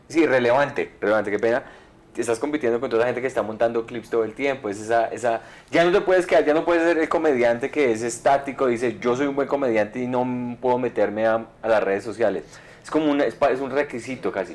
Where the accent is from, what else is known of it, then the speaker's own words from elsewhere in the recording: Colombia; moved away; also born or lived in Miami; soy colombiano